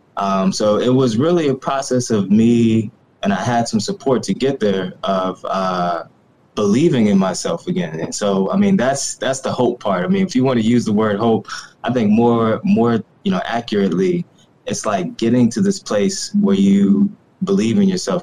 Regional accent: Ferguson, Missouri, United States; I'm originally from the Ferguson, Missouri area of uh, North St. Louis

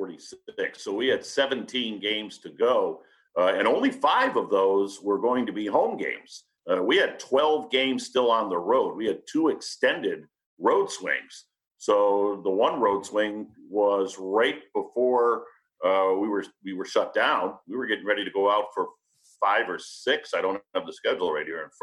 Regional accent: New England, United States; now in Ohio, United States; I'm from New England

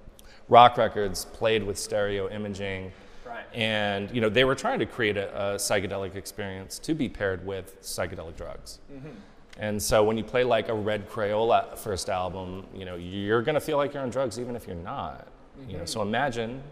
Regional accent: Los Angeles, California, United States; I'm from Hollywood, born and raised

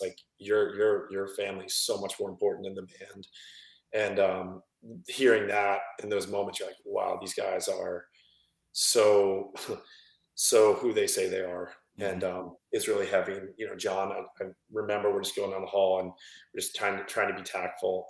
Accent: Flagler Beach, Florida, United States; I grew up in Flagler, which is about an hour south of Jacksonville

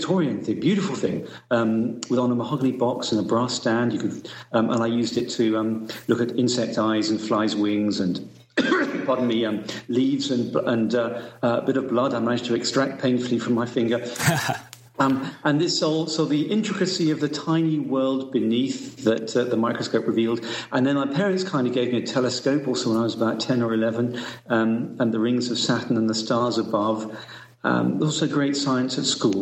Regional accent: South East England, United Kingdom; I was born in Southeast England, early 60s

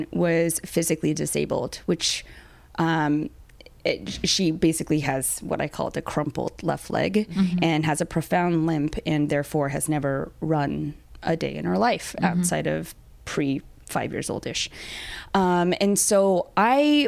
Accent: Long Beach, California, United States; I was born in Long Beach

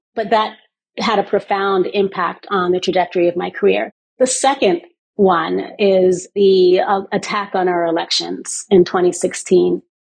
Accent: West Coast, United States; also born or lived in Bahamas; I grew up in the West Coast of the United States, but also in the Bahamas, and was forced at a young age to switch cultures often, sort of code switch on a regular basis.

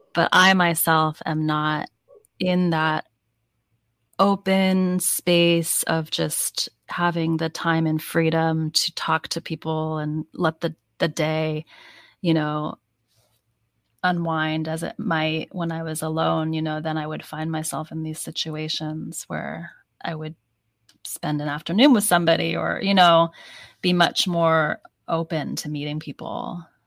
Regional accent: United States; also born or lived in Seattle; I am so American, I'm so not Chinese

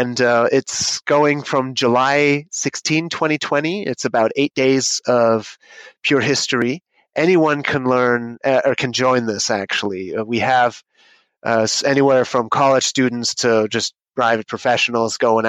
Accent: Germany; moved away; I am actually originally from Germany. I still speak it, and it's one of the subjects that I teach at the university.

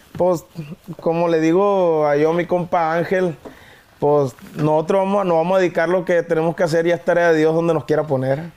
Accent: Guamúchil, Sinaloa, Mexico; also born or lived in La Trinidad, Guasave, Sinaloa; now in Culiacán, Mexico; Originario soy de la Trinidad Guasave, Sinaloa. Toda mi vida la viví en Guamuchil. Tengo cuatro años viviendo en Culiacán.

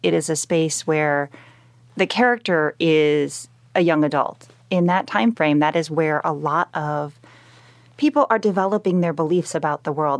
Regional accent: Chicagoland area, Illinois, United States; I'm from the Chicagoland area. I was born and bred there. I grew up in a town that's right next to O'Hare Airport

